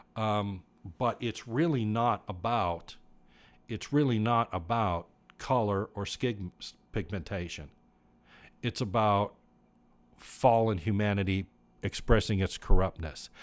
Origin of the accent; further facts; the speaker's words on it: United States; I was born in the United States of America